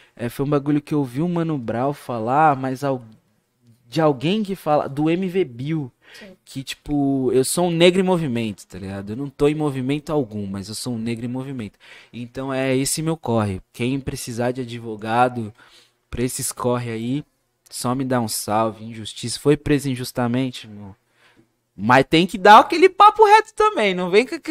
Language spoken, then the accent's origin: Portuguese; ABC Paulista, São Paulo, Brazil; Sou da ABC